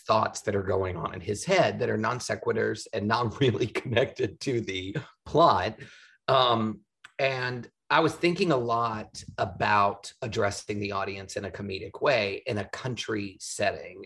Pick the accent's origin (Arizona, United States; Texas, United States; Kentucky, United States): Texas, United States; outside of Houston; moved away; I'm from Texas, yeah. Uh, Houston, outside of Houston. And my family was a rodeo family. My dad was a calf oh, roper. My parents met in the rodeo club. And I spent my childhood doing rodeos